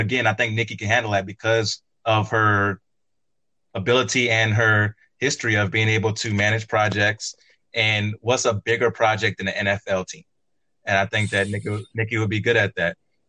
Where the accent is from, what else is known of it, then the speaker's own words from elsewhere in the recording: New Orleans, Louisiana, United States; I am from New Orleans.